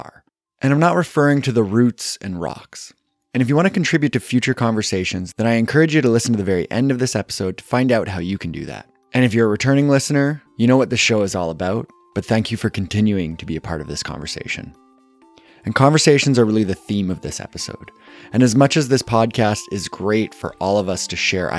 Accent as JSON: {"language": "English", "town": "Kitchener", "region": "Ontario", "country": "Canada", "tie": "born or raised there", "said": "my hometown of Kitchener-Waterloo, Ontario"}